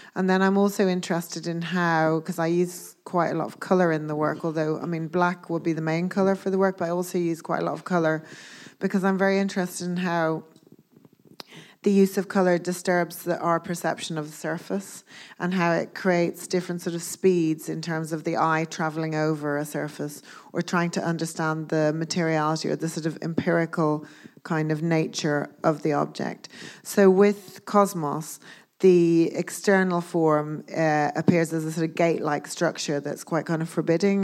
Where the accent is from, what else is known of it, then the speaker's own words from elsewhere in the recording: Dublin, Leinster, Ireland; moved away as an adult; also born or lived in Belfast / Glasgow / London; I grew up in Dublin, as you said, and I went to art school in Dublin for two years